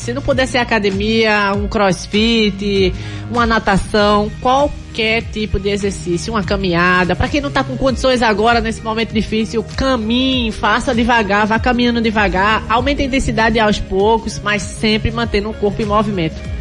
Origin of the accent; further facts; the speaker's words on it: Taquaritinga do Norte, Pernambuco, Brazil; Eu sou de Taquaritinga do Norte